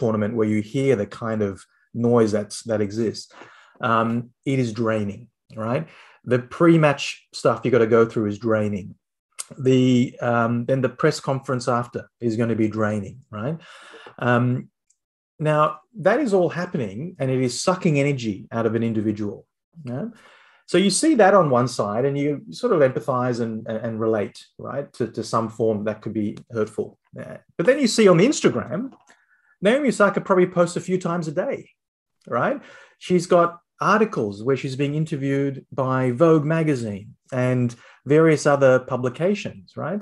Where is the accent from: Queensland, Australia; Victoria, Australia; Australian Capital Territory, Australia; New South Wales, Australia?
Australian Capital Territory, Australia; Canberra; I grew up in Canberra